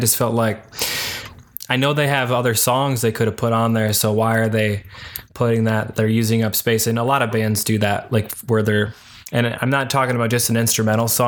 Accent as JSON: {"language": "English", "town": "Detroit", "region": "Michigan", "country": "United States", "said": "I'm from Metro Detroit"}